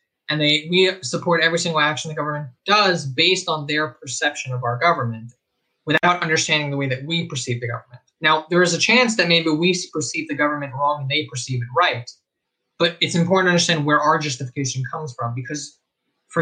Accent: Israel; I grew up in Israel

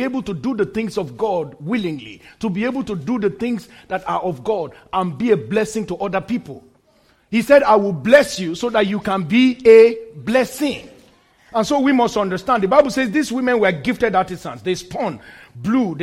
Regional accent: Nigeria; moved away; In my home country, Nigeria

